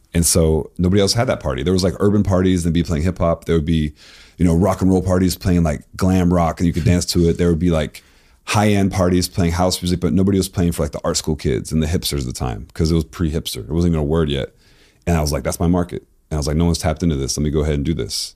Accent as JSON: {"language": "English", "region": "Florida", "country": "United States", "tie": "born or raised there", "also_born_or_lived": "Tennessee / East Coast", "moved": "yes", "said": "I loved, like, Miami bass music growing up in Florida."}